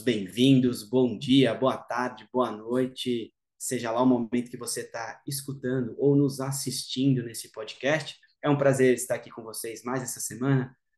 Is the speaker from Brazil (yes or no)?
yes; Brazil; sou ítalo-brasileiro